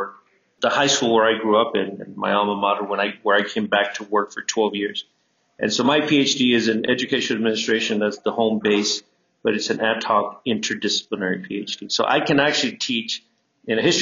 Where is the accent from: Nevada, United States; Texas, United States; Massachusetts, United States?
Texas, United States; Elsa; also born or lived in northern Mexico; I grew up in a small town called Elsa.